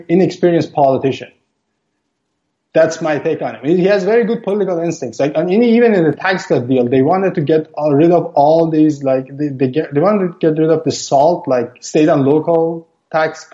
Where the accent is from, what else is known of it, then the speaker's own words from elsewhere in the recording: Iran; moved away as an adult; now in Canada; I'm originally from Iran